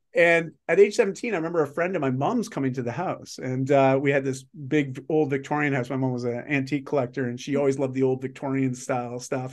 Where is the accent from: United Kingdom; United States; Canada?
Canada; I'm Canadian